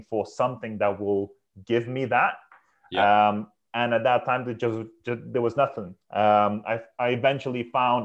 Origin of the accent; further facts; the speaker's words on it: Lithuania; moved away as an adult; now in United Kingdom; I'm from Lithuania, so I'm an immigrant in this country.